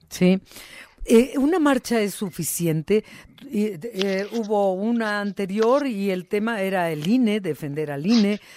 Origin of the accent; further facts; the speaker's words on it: Mexico; como mexicanos